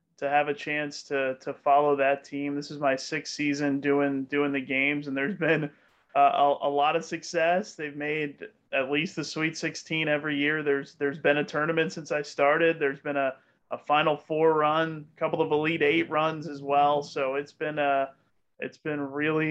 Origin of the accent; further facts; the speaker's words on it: Louisville, Kentucky, United States; also born or lived in Bowling Green, Kentucky; I grew up here in Louisville